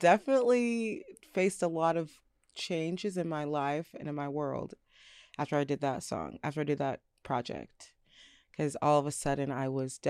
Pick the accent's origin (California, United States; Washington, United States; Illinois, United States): Washington, United States; Tacoma; also born or lived in New York City; I was flipping between New York City and Tacoma my whole life.